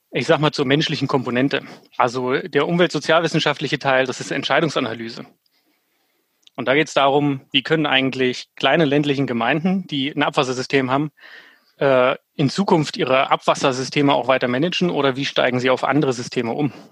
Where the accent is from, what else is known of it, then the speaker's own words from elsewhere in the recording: Germany; now in Switzerland; Ich bin der …, äh, 32 Jahre alt. Ähm, ich komme ursprünglich aus Deutschland, lebe seit vielen, vielen Jahren mittlerweile schon in der Schweiz